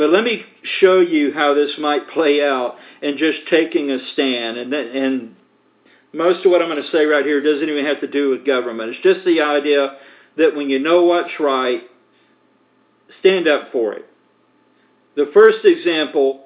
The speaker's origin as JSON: {"language": "English", "country": "United States", "said": "as American citizens"}